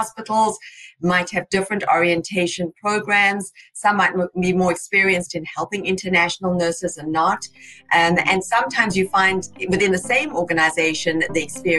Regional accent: South Africa; accent: South African; moved away as an adult; now in United States; who came from South Africa, on the 4th of July, Independence Day, I will be here 22 years. I've still proudly got my South African accent as well.

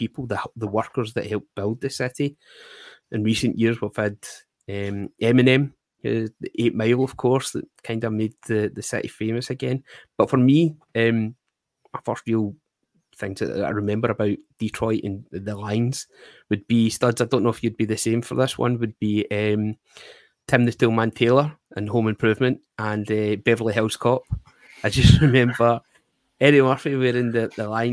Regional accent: Glasgow, Scotland, United Kingdom; we're from Glasgow, an industrial city with lots of hardworking people

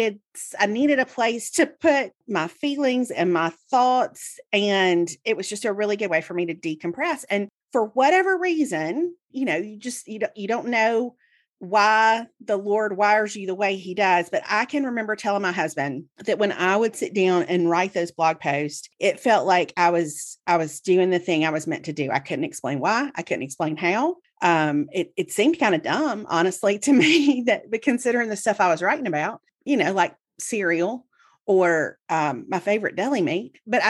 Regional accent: the South, United States; as somebody who was born and raised in the South, I have a certain degree of false humility that's just like embedded in me, right?

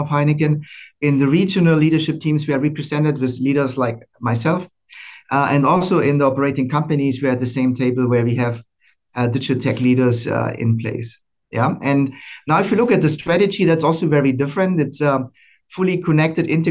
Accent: Germany; moved away as an adult; also born or lived in Americas / Asia Pacific; now in Singapore; I'm originally from Germany

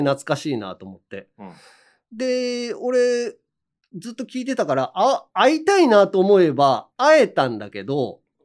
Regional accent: Hiroshima, Japan; accent: Hiroshima dialect intonation; moved away; 俺も全然治んないけどね。広島弁のイントネーションとか

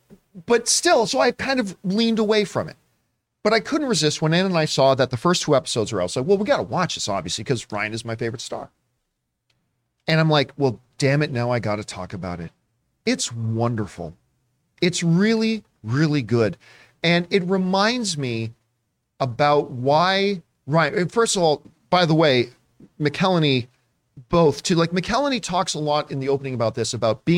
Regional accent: Canada; like, as a Canadian, I feel so damn proud of him.

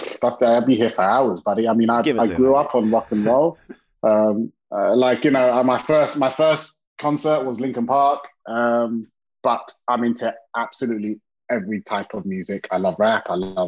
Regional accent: London, United Kingdom; now in California, United States; I'm from London, England, originally.

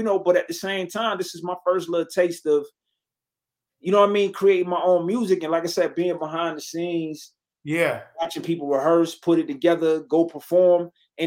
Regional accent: Detroit, Michigan, United States; I'm from Detroit.

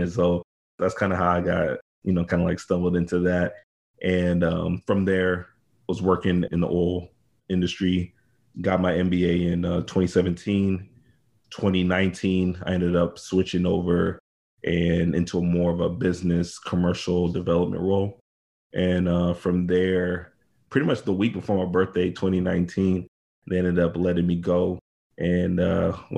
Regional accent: Houston, Texas, United States; Born and raised in Houston, Texas. Pretty much been in Texas all of my life

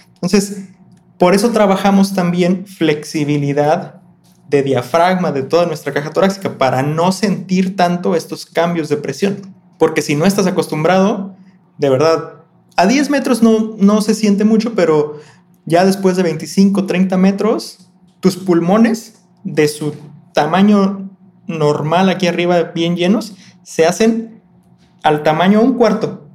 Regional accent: Colima, Mexico; yo soy de Colima, Colima

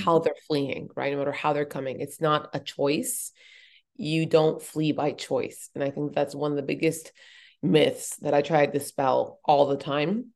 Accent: Boulder, Colorado, United States; born or raised there

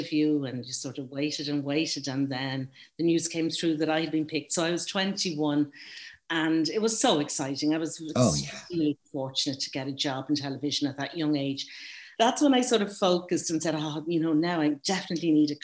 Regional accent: Dublin, Leinster, Ireland; moved away as an adult; now in Galway, Ireland; I'm from Dublin. I'm a Northside Dub living in Galway

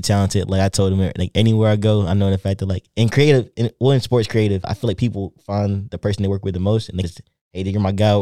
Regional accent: coastal North Carolina, United States; also born or lived in Raleigh, North Carolina / Virginia; I'm originally from Raleigh, North Carolina, the coast, but I moved to Raleigh when I was in middle school

